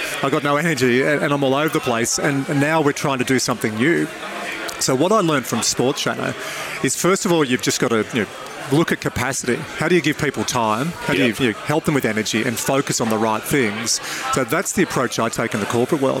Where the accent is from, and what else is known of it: Dubbo, New South Wales, Australia; born or raised there